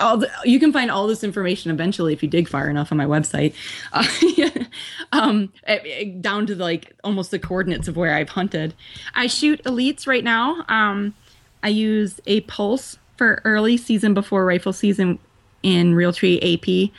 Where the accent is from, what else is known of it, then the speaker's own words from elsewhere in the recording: Milwaukee, Wisconsin, United States; I was born and raised in Milwaukee. Other than a couple of years in the Navy on the East Coast, I've been here the whole time.